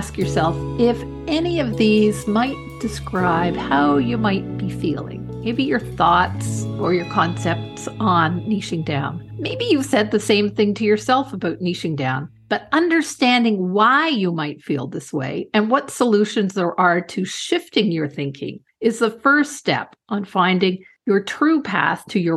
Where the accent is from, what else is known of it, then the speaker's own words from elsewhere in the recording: Canada; I'm Canadian